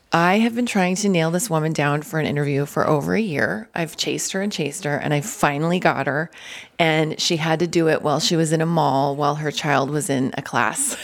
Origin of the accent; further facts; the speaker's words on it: Denver, Colorado, United States; I'm from Denver